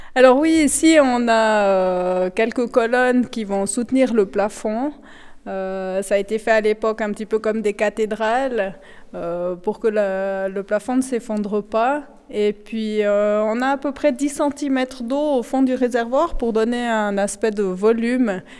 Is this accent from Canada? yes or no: no; Valais, Switzerland; je suis valaisanne, j'ai 43 ans, j'habite à Haute-Nanda